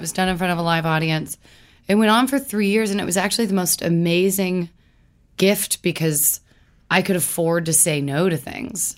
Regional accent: Louisville, Kentucky, United States; moved away; growing up in Louisville

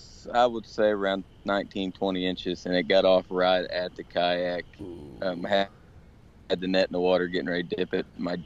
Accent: Linton, Indiana, United States; Oh, I am from Linton, Indiana.

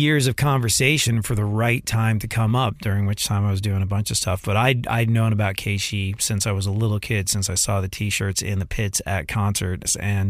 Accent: London, United Kingdom; I grew up in London and I remember being at concerts back in the day when I was a kid

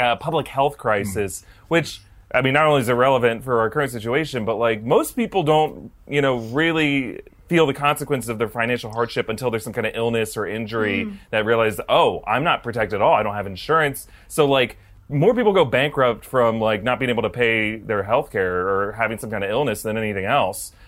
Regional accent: Florida, United States; some of us are from Florida, and we've seen people in Florida win the lottery

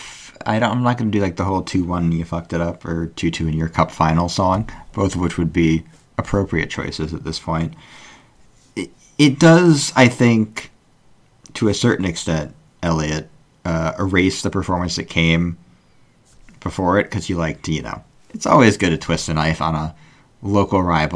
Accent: United States; as an American

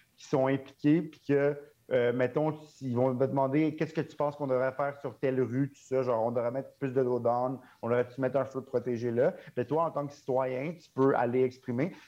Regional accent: Montreal, Quebec, Canada; j'ai grandi à Montréal

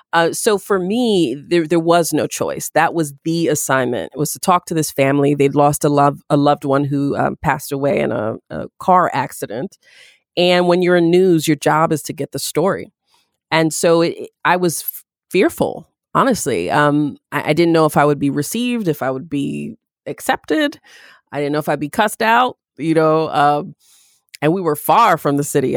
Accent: Syracuse, New York, United States; moved away; Growing up in Syracuse

